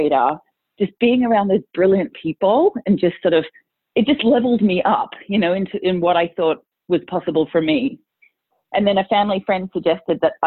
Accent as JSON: {"language": "English", "country": "Australia", "tie": "born or raised there", "also_born_or_lived": "England", "moved": "as an adult", "lives_now": "United States", "said": "So I was born in England, but moved to Australia when I was six. So I mostly grew up in Australia."}